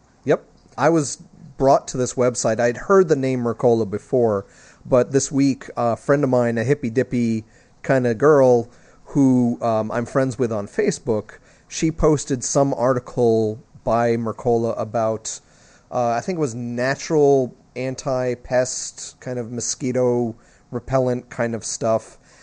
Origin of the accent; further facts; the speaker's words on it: New Jersey, United States; I'm from New Jersey